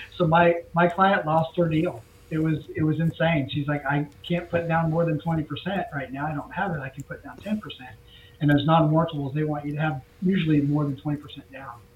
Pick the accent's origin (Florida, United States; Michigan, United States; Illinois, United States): Florida, United States; just south of Cape Canaveral; growing up in, in Florida, I was in uh, grew up just south of Cape Canaveral